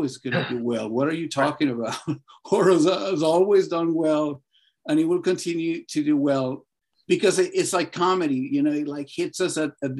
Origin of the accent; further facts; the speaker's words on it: Caracas, Capital District, Venezuela; now in Los Angeles, United States; I'm from Venezuela, from Caracas.